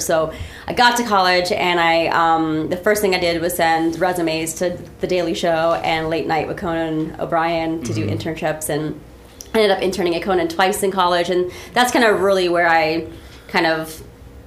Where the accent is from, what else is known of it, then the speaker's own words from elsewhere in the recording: Midwest, United States; being in the Midwest, it was, you know, common that Second City's touring company would kind of skirt through my hometown